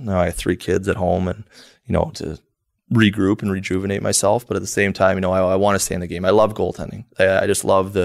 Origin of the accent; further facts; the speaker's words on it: New Brunswick, Canada; growing up in New Brunswick, it's small area. Played my whole minor hockey there